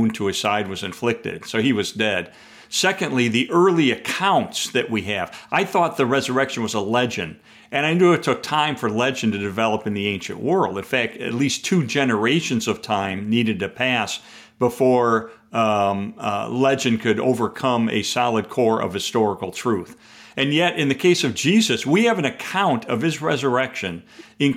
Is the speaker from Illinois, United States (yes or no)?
yes; Chicago, Illinois, United States; I'm a Chicagoan